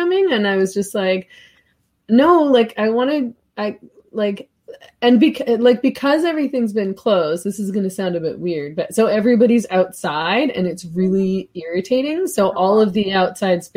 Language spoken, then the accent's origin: English; Vancouver, British Columbia, Canada; I was born in Canada, so we lived here for, you know, they moved to Vancouver before my sister and I were born